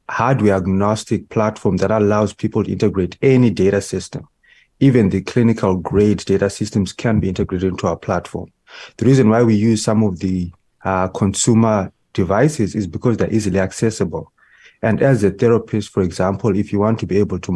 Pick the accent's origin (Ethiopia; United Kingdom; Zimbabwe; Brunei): Zimbabwe; now in Canada; originally, me and my family, we are from Zimbabwe, and we migrated to Canada in 2005